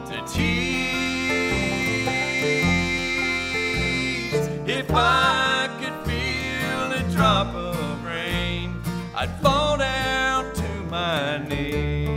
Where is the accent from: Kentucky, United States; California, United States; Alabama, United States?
Kentucky, United States; Eastern; I grew up over in Eastern Kentucky